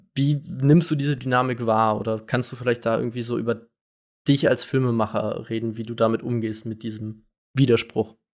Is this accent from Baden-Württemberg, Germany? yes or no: yes; Karlsruhe, Baden-Württemberg, Germany; ich bin aus Karlsruhe